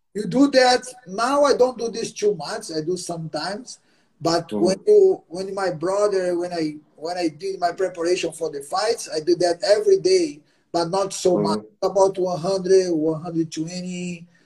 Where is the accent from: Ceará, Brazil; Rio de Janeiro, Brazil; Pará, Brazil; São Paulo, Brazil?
Pará, Brazil; Belém; English is a second language; moved away as an adult; now in Los Angeles, United States; my hometown Belém.